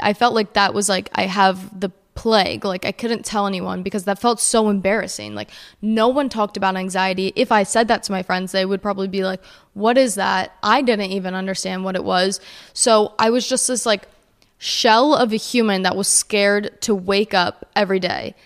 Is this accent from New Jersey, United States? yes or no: yes; New Jersey, United States; I grew up in New Jersey